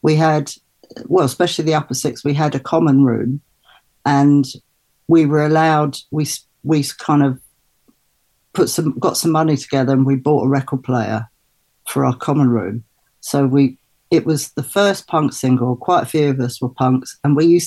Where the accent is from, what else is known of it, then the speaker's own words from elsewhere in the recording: London, United Kingdom; I grew up mostly in Brixton. So I moved to Brixton when I was about just